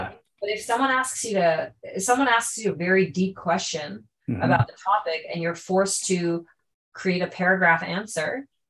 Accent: Canada; also born or lived in Japan; I'm half Japanese and half Chinese. I was born in Japan, but I was raised in Canada.

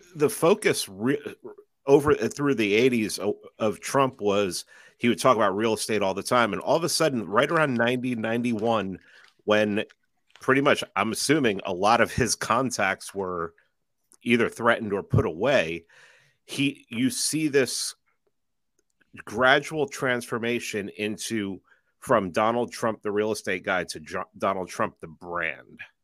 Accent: New York City, New York, United States; growing up in New York City

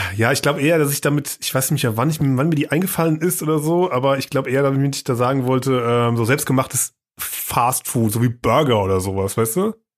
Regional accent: Germany; als Deutscher oder als Europäer

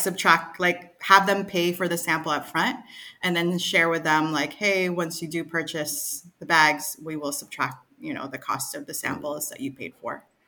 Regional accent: Pacific Northwest, United States; moved away as an adult; also born or lived in Seattle; now in Manila, Philippines; growing up in the Pacific Northwest

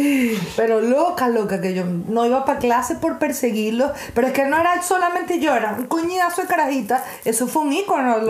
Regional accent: Venezuela; somos realmente los venezolanos

